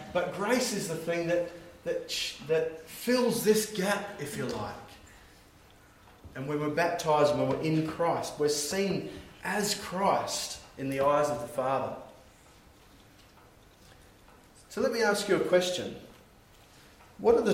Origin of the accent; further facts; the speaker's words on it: Australia; now in New Zealand; I'm Australian. And living in New Zealand